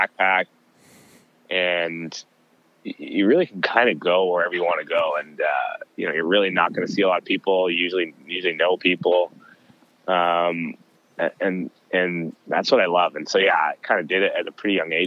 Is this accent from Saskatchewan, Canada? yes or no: no; Southern Alberta, Canada; I grew up in Southern Alberta in the archery zone, the bow zone outside of Canmore